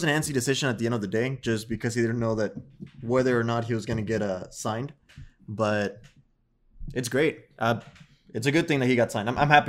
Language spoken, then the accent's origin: English; Chicago, Illinois, United States; born there; I was born in Chicago, so, like, those are my teams.